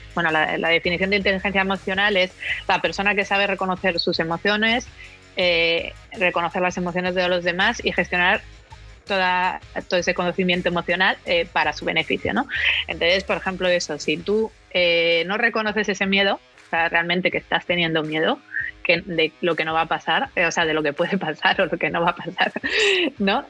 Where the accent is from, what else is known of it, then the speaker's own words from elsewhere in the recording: Cantabria, Spain; de Cantabria, que es de donde soy yo